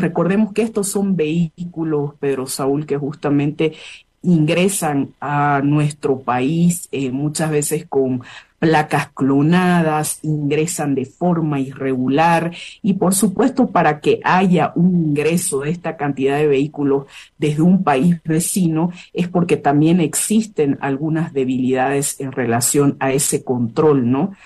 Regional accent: Bolivia; nosotras como bolivianas

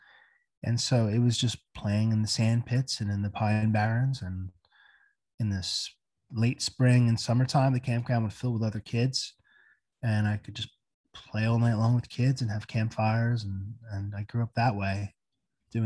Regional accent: Bayville, New Jersey, United States; Growing up in New Jersey

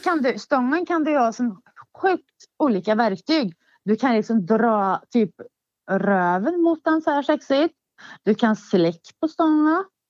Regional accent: Hagfors, Värmland, Sweden; Min barndom i Hagfors. Uh, ja, jag föddes ju där

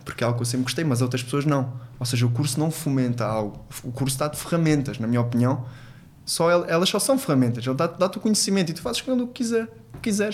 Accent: Angola; also born or lived in Portugal; now in Faro, Portugal; sou, sou angolano e, e, também é uma das minhas pátrias, eu tenho dupla nacionalidade e eu cresci muitos anos na minha infância lá

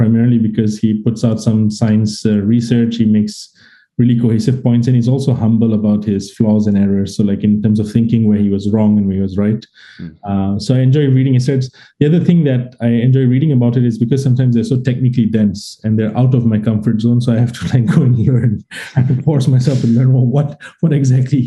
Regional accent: Singapore; I'm Singaporean

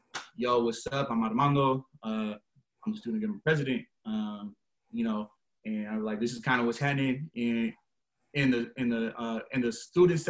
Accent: Seattle, Washington, United States; I'm from West Seattle, like born and raised

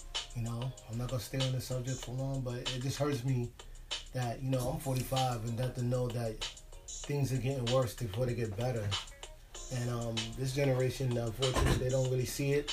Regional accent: New York City, New York, United States; I'm from the Bronx

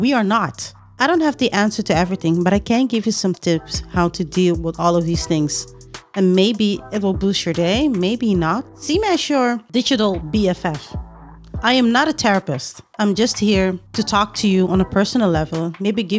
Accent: Netherlands; I'm from the Netherlands

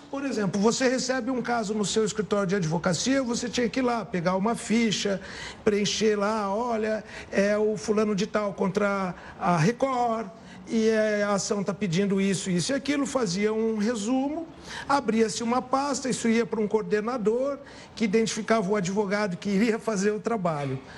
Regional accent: São José do Rio Preto, São Paulo, Brazil; eu sou de São José do Rio Preto

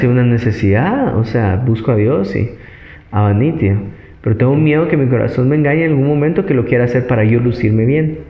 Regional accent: Guatemala; guatemaltecos que somos

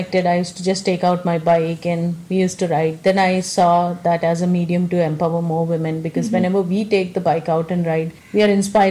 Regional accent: South India, India; I come from South India

